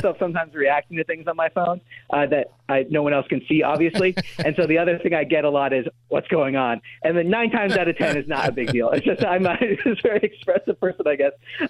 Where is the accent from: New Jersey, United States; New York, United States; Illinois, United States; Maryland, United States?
New Jersey, United States; now in Washington, D.C., United States; I'm from New Jersey, so I went up to New Jersey, went to my parents' house.